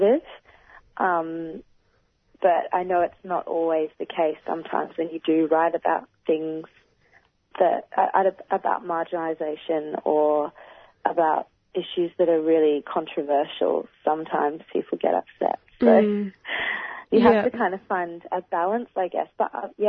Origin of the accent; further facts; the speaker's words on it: Australia; as a black woman growing up in Australia